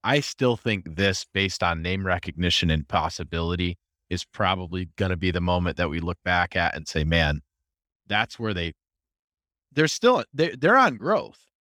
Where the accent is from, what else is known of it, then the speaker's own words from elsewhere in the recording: Rochester, United States; I'm from Rochester